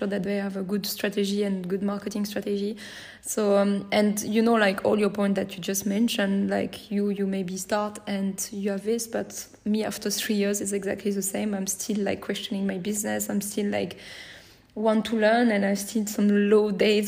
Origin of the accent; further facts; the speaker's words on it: France; accent: French; English is a second language; my French accent